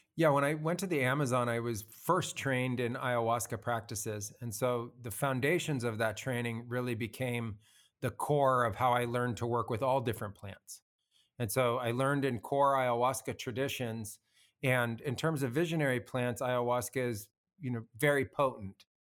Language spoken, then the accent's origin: English; United States; moved away as an adult; also born or lived in Peru; I grew up as an American and I was, you know, living what had come out of a suburban childhood